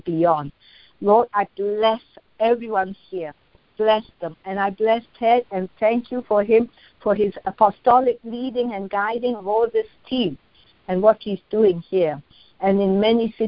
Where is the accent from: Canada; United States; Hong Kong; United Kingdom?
Hong Kong; I'm from Hong Kong